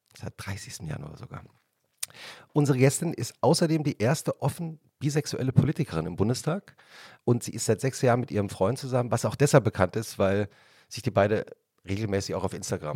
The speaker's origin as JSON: {"language": "German", "region": "Hesse", "country": "Germany", "tie": "born or raised there", "said": "ich bin in Hessen äh, zur Schule"}